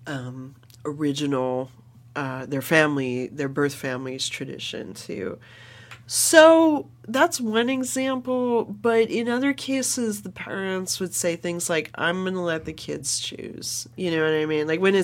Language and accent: English; California, United States; as a Californian, my fourth generation Californian, you know, my mom works in the Native American community